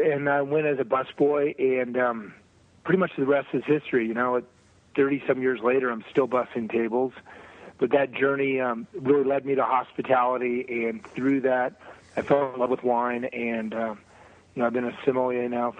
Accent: Arizona, United States; moved away; As you mentioned, I grew up in Arizona

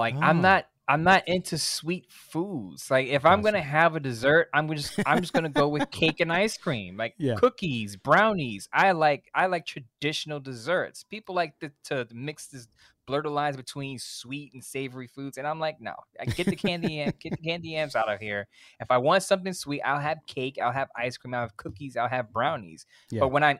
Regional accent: the South, United States; No, my family knows how to make it. We're from the South.

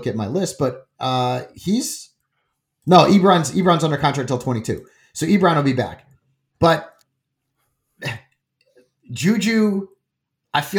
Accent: Connecticut, United States; I grew up in Connecticut

